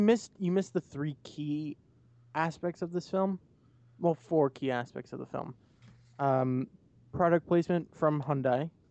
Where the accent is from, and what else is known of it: United States